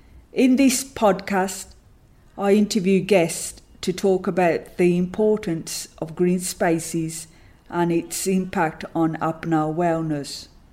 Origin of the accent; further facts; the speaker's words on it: Sandwell, West Midlands, United Kingdom; I'm from Sandwell.